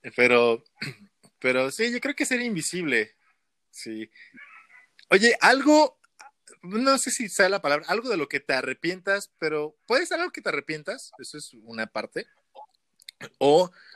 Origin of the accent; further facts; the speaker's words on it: Mexico; no tenemos en México todavía